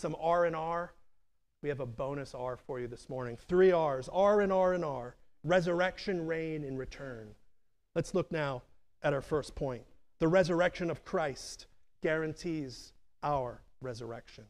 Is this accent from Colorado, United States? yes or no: no; Pittsburgh, Pennsylvania, United States; now in Chester County, United States; I grew up near Homestead, a neighborhood in Pittsburgh